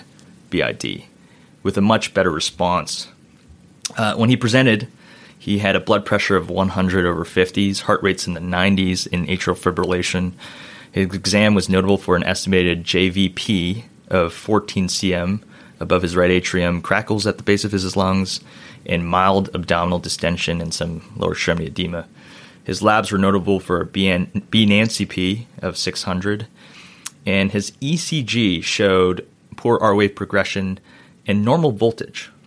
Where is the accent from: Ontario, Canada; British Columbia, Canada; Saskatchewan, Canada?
Ontario, Canada; Toronto; also born or lived in Philadelphia, United States / New York, United States; now in Nashville, United States; I was born in Toronto, Canada, and I went to undergrad